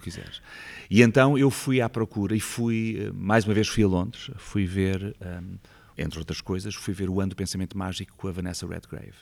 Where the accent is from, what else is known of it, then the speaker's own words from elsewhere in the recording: Lisbon, Portugal; also born or lived in Vilamoura, Algarve / Loulé; eu sou de Lisboa, mas passei lá a minha adolescência